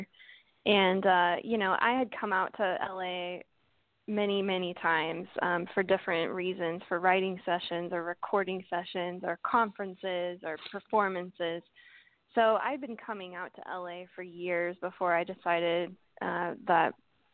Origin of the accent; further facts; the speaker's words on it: Norman, Oklahoma, United States; moved away as an adult; now in Los Angeles, United States; I grew up in Norman, Oklahoma